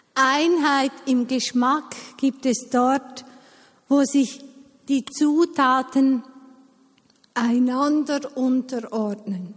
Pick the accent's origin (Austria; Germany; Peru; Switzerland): Switzerland; Eastern Switzerland; ich bin in der Ostschweiz aufgewachsen